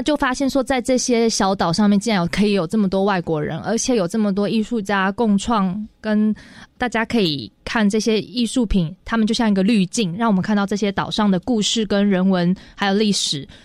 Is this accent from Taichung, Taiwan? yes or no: yes; Taichung, Taiwan; first language Hakka; 我是，呃，在台中东市出生